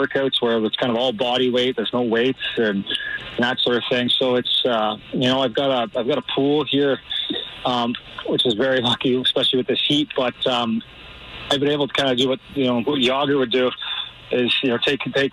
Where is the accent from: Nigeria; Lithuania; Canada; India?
Canada; now in Missouri, United States; we're Canadian.